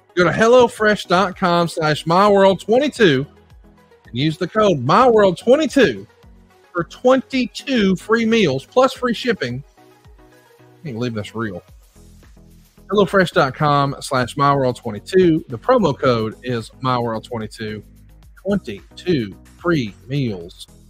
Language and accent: English; Alabama, United States; I'm from Alabama, so you can probably imagine I'm old school